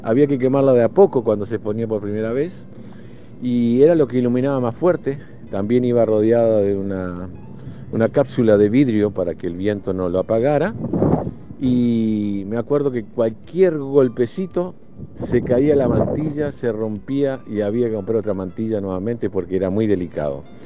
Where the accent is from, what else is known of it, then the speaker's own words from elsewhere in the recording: Montevideo, Uruguay; now in New Jersey, United States; yo soy de Montevideo